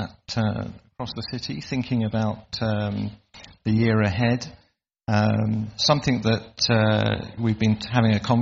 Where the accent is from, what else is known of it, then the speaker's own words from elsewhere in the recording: England, United Kingdom; As English people